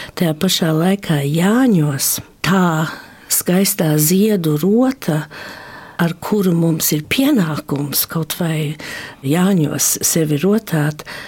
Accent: Australia; also born or lived in Varakļāni, Latvia (parents' home area); Es esmu latviešu meitene, dzimusi un augusi Austrālijā

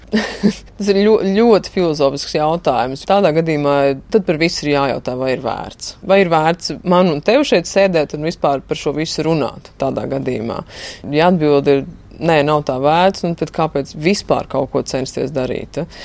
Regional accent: Latvia; moved away; es esmu no Latvijas

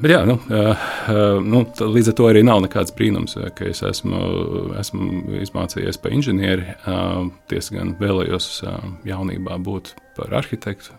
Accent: Riga, Latvia; also born or lived in Usma Lake, Courland; Esmu rīznieks. Es esmu dzimis, eh, dzimis Rīgā, mācījies Rīgā

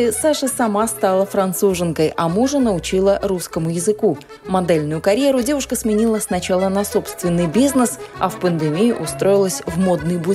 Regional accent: Arkhangelsk, Arkhangelsk Oblast, Russia; now in Paris, France; Родом я из Архангельска. В Париже живу с 2012 года.

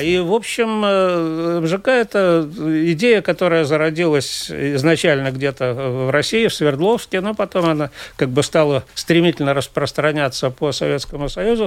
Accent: Daugavpils, Latgale, Latvia; moved away as an adult; also born or lived in Riga; я же родился и вырос в Даугавпилсе

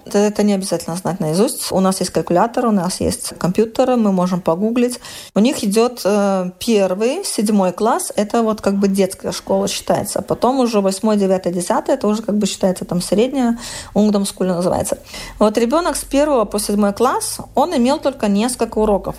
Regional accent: Vilnius, Vilnius County, Lithuania; moved away as an adult; now in Kragerø, Norway; Я из Вильнюса

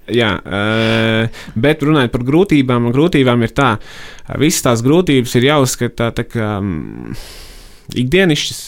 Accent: Rucava, South Kurzeme Municipality, Latvia; moved away as an adult; also born or lived in Riga; Rucavā es esmu audzis līdz 18, audzis un dzīvojis mm, līdz 18 gadiem.

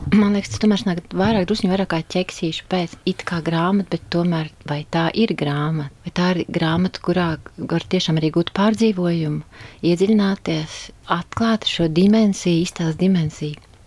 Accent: Saldus, Saldus Municipality, Latvia; moved away as an adult; also born or lived in Riga; Es esmu dzimusi saldinieks, arī dzimusi un dzīvoju šajā mājā

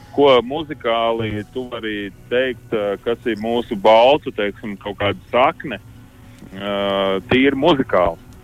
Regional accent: Latvia; mēs esam latvieši

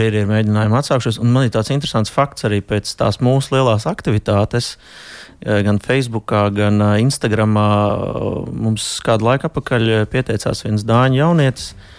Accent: near Odense, Southern Denmark, Denmark; es... īstenībā esmu no Dānijas vidienas uz salas dzīvoju. Oh. Tā tuvākā pilsēta tā ir Odense

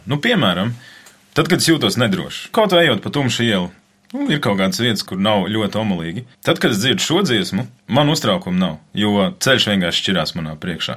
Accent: Latvia; es apzinos, ka es esmu latvietis

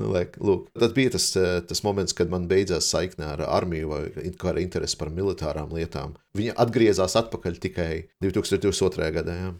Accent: Riga, Latvia; moved away as an adult; now in Denmark; Izaugu Rīgā un sanāca tā, ka aizbraucu studēt uz Dāniju

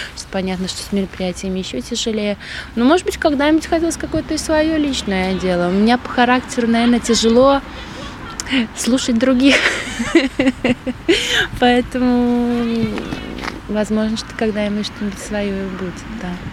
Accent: Krāslava, Latgale, Latvia; moved away as an adult; also born or lived in England; now in Krauja, Latvia; я просто вернулась в родной город э, к родителям

